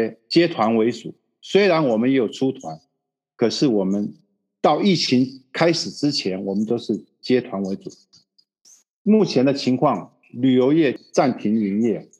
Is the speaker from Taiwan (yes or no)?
yes; Taiwan; now in Brazil; 我是一九七六年从台湾来到巴西的，来到巴西以后是跟着母亲过来的，然后之后就开始在餐厅打工